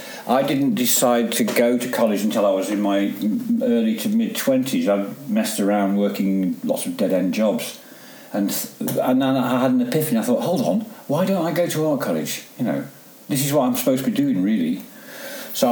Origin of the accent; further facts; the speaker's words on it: Derby, East Midlands, United Kingdom; also born or lived in Staffordshire / Cheshire; Well, all around really, but a lot the Midlands mainly, Derbyshire, Staffordshire, Cheshire. That, you know, we moved around quite a lot, but I settled in Derby towards the end of my home life.